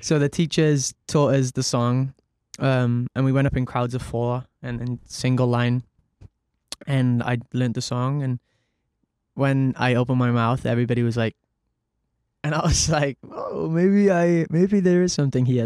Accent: Cardiff, Wales, United Kingdom; I grew up in Cardiff, um, very normal background

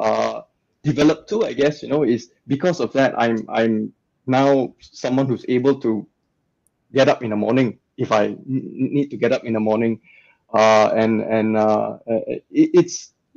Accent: Malaysia; moved away as an adult; now in Australia; growing up in Malaysia, where the values are a lot more conservative

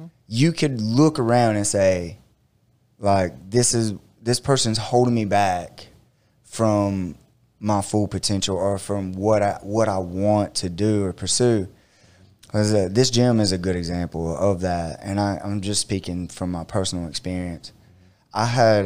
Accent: Eastman, United States; I grew up around Eastman

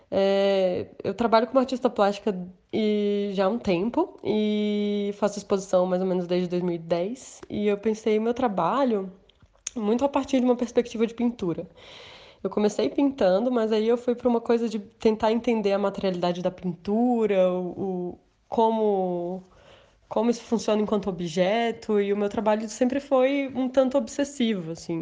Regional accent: Brasília, Federal District, Brazil; moved away as an adult; also born or lived in São Paulo; eu sou de Brasília, na verdade, eu estava morando em São Paulo, mas agora a pandemia me fez voltar.

